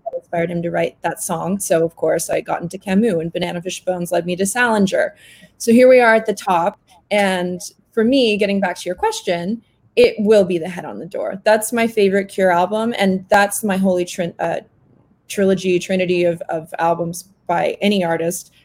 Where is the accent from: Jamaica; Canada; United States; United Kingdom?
Canada; I grew up in Canada